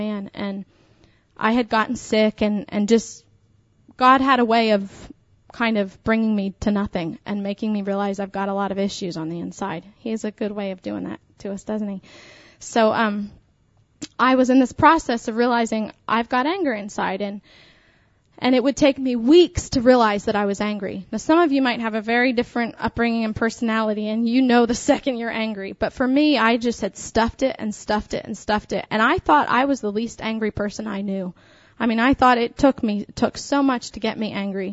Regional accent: Pennsylvania, United States; I was raised in Pennsylvania

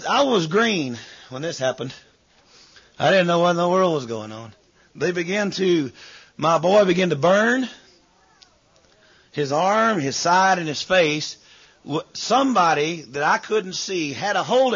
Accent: United States; moved away; I am an American

